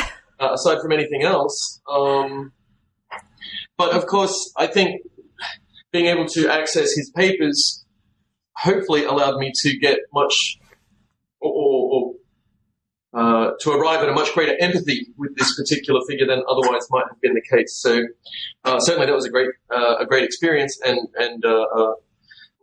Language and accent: English; Australia; accent: Australian; moved away as an adult; also born or lived in Kyoto, Japan; I'm an Australian citizen, and hence the accent. I only reasonably recently moved back to Australia